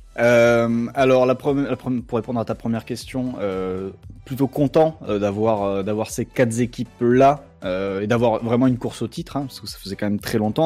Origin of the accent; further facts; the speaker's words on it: Lot-et-Garonne, Nouvelle-Aquitaine, France; moved away; also born or lived in Bordeaux; j'ai joué dans le petit club de mon village jusqu'à 15 ans